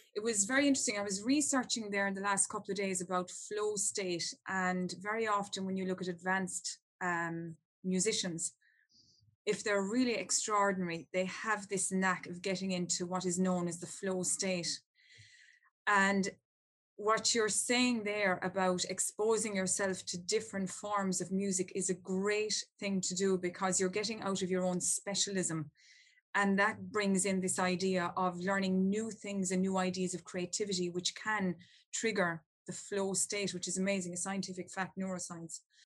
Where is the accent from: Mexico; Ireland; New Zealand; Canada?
Ireland; I'm from Ireland and we're great storytellers and we love a story.